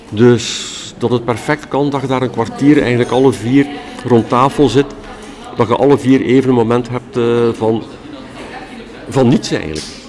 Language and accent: Dutch; Ghent, Flanders, Belgium; ben ik dan een typische Gentenaar.